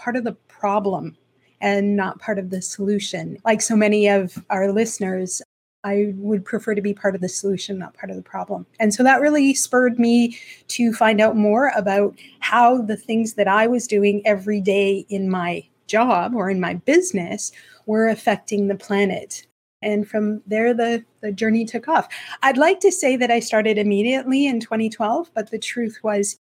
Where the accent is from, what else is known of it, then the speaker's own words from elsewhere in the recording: Slave Lake, Alberta, Canada; now in Ontario, Canada; I'm originally from Alberta. I was born and raised in a small town, Slave Lake, Alberta.